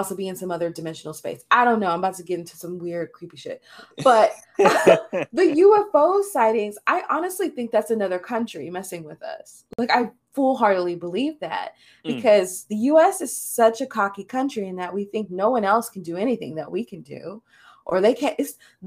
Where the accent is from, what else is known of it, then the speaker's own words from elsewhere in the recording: United States; we as American citizens